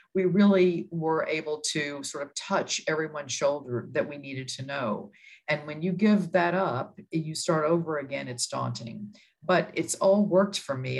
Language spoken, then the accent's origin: English; Texas, United States; moved away as an adult; now in New York City, United States; I'm from Texas